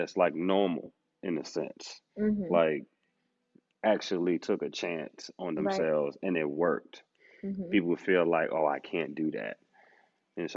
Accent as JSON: {"language": "English", "region": "New York", "country": "United States", "said": "I'm from New York"}